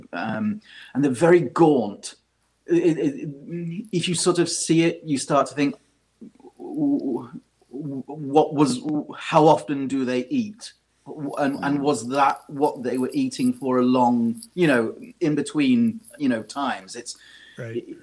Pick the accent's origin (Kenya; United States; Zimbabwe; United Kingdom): United Kingdom; accent: British; I can't get away from my my British accent